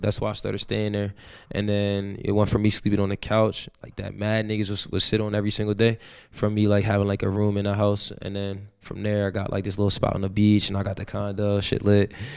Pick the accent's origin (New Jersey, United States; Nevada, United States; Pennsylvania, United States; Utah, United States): New Jersey, United States; Woodbury; moved away; also born or lived in Camden, New Jersey; I'm from South Jersey, a city called Camden, I was born there and I was raised in, uh, Woodbury, New Jersey.